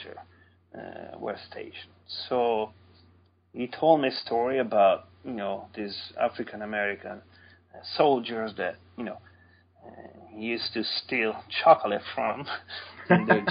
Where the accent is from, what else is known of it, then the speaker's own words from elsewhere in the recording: near Sant'Anna di Stazzema, Tuscany, Italy; now in North Carolina, United States; some 10 miles from my hometown